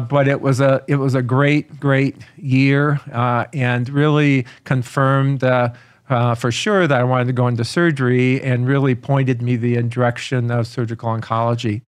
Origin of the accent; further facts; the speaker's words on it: Aurora, Illinois, United States; I grew up in Aurora, Illinois